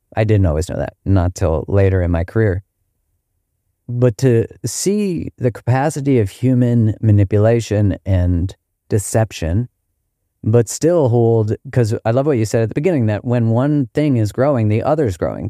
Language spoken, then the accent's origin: English; Canada; in Canada, we had these, like, badges